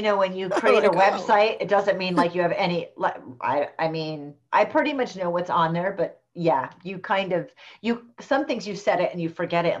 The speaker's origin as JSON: {"language": "English", "region": "Rhode Island", "country": "United States", "tie": "born there", "said": "I was born in Rhode Island. So we're both from New England. Neither one of us really has an accent though."}